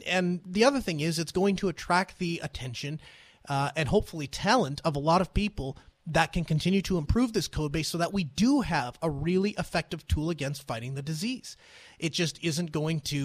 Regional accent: North Dakota, United States; my home state of North Dakota

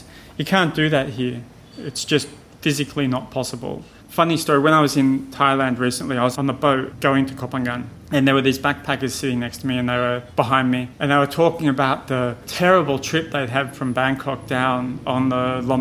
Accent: Australia; moved away; I'm an Australian

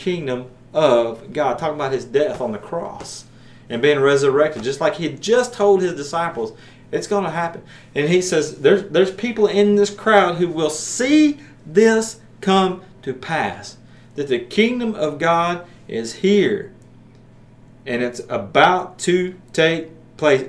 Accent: Maryville, Tennessee, United States; here in Maryville, my hometown

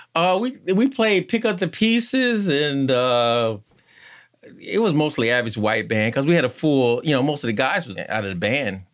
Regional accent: Conway, North Carolina, United States; now in Richmond, United States; I'm from Conway, North Carolina, and I guess they called it the cotton fields

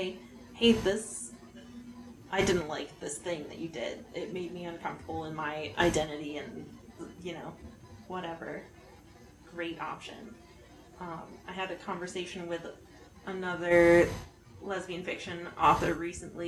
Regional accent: Montana, United States; I was raised in Montana as a middle-class

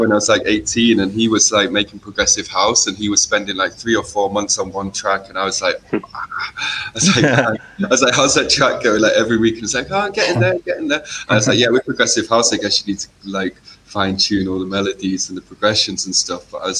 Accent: Macclesfield, North West England, United Kingdom; SK11 is like the postcode from my hometown.

